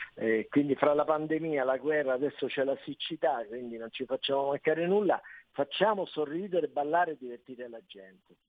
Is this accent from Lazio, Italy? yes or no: yes; Rome, Lazio, Italy; io sono romano